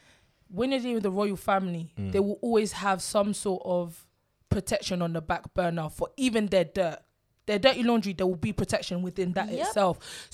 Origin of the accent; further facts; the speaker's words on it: London, United Kingdom; I grew up in South London. And now I currently live in Southwest London.